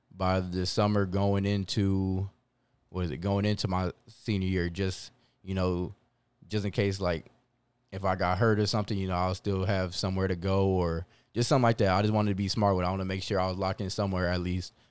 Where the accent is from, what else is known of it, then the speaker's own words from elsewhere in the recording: Converse, Texas, United States; also born or lived in Long Island, New York; Six weeks later, we moved to, we land in Converse, Texas